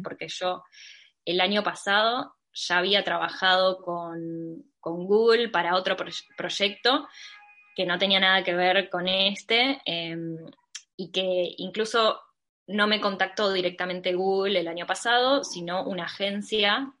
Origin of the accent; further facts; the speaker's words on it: Mar del Plata, Buenos Aires Province, Argentina; Mar del Plata, mi ciudad natal